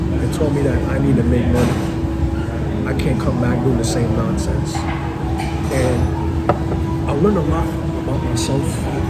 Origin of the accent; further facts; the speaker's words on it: Toronto, Ontario, Canada; born there; also born or lived in Trinidad and Tobago / Buffalo / Virginia; So I was born in Canada, Scarborough, Toronto. Lived in Trinidad for a while. Left Trinidad when I was 7 or 8. This is back in like 88. Went back to Canada. Stayed in Canada until about 2 or 3 years. Moved to Buffalo.